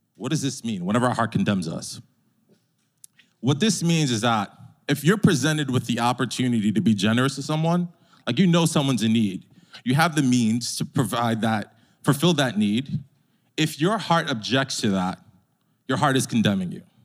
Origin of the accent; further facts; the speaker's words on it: New York, United States; As a New Yorker